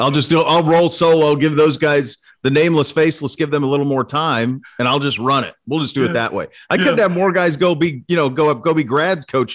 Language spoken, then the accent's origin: English; Montana, United States; now in Columbus, United States; I grew up in Montana